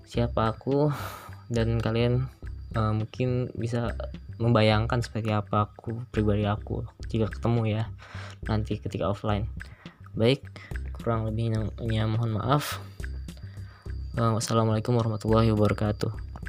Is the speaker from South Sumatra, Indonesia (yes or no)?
no; Cilegon, Banten, Indonesia; also born or lived in Serang Regency, Banten / Pandeglang, Banten / Indramayu, West Java; Tempat tanggal lahir Cilegon, sembilan belas Mei dua ribu dua.